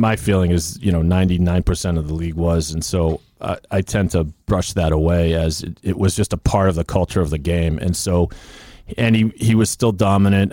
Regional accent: Sharon, Massachusetts, United States; I grew up in Sharon, right in the shadow of the stadium

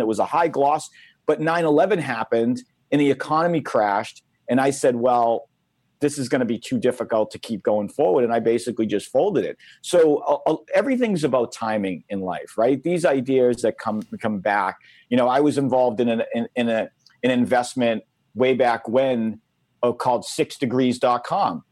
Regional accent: Massachusetts, United States; my home state

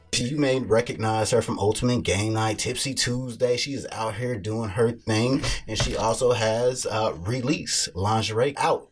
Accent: Kansas City, Missouri, United States; born or raised there

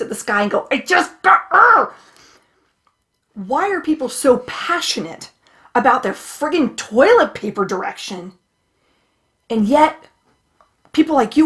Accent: Orange County, California, United States; Orange County, California, where I, you know, grew up quite a bit of my childhood

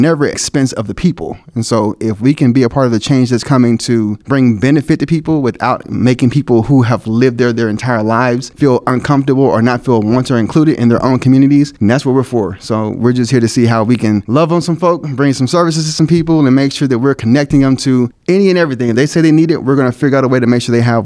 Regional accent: Dallas, Texas, United States; moved away as an adult; now in Kansas City, United States; I'm originally from Dallas, Texas, and I moved here to join the team

